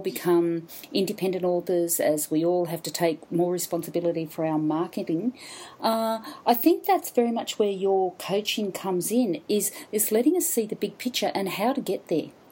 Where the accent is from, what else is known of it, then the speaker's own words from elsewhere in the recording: Brisbane, Queensland, Australia; I'm in my hometown Brisbane